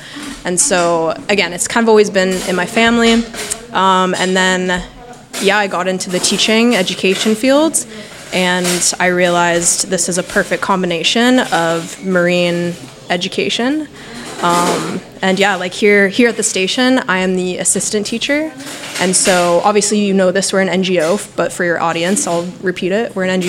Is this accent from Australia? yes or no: no; Canada; I'm from Canada.